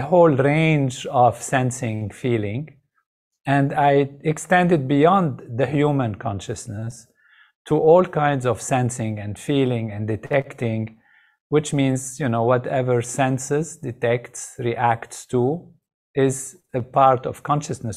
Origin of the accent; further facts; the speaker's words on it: Lebanon; moved away; I grew up in Lebanon.